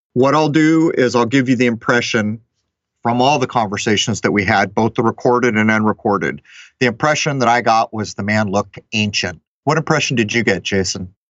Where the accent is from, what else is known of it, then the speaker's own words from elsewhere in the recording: San Diego, California, United States; I grew up in San Diego